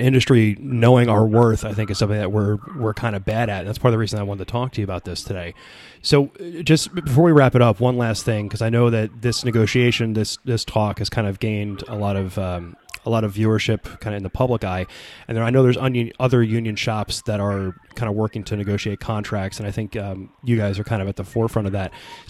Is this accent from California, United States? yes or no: no; New Jersey, United States; I'm from Jersey.